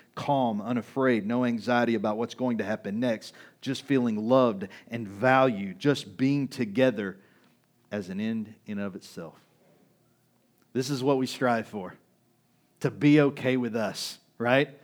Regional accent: United States; We're American

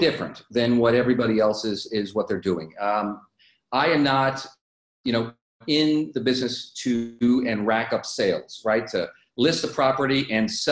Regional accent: Minnesota, United States; I'm originally from Minnesota

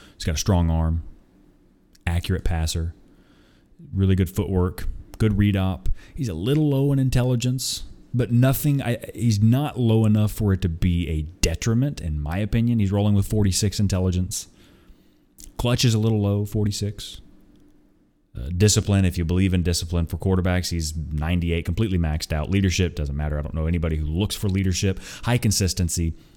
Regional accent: Tulsa, Oklahoma, United States; moved away as an adult; also born or lived in Nashville, Tennessee; I am originally from Tulsa, Oklahoma, so is my wife.

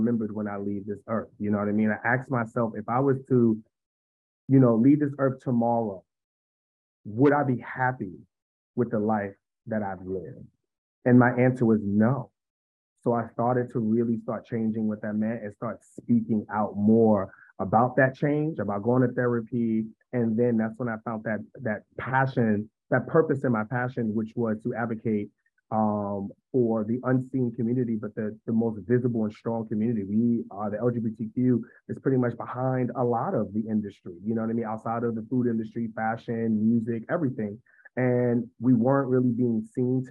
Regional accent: New York City, New York, United States; now in Washington, D.C., United States; I hail from Harlem, New York. I now reside in the Washington, D.C. area

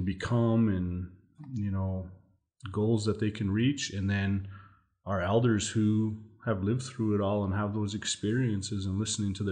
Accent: Montana, United States; moved away as an adult; also born or lived in Fort Peck, Montana / Fort Belknap, Montana; now in Sisseton Wahpeton Oyate, United States; I come here from the Sisseton Wahpeton Oyate, but I actually grew up in Montana.

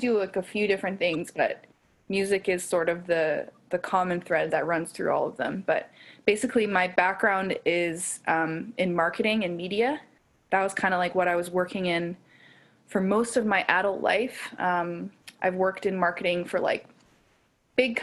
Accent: Calgary, Alberta, Canada; moved away as an adult; now in Toronto, Canada; I'm originally from Calgary

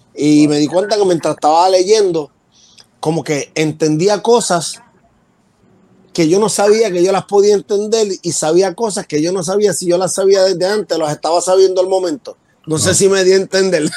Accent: Puerto Rico; Yo soy del área de Cantera

